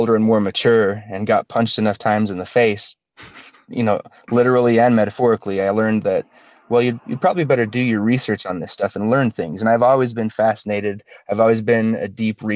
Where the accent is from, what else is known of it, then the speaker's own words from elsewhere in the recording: Utah, United States; growing up in Utah is a very interesting thing, especially in Utah County, which is where I am